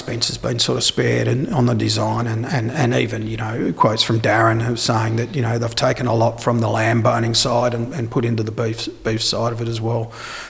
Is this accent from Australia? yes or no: yes; Naracoorte, South Australia, Australia; born there; And myself, I was born here in Narracourt, so I am a South Australian at heart.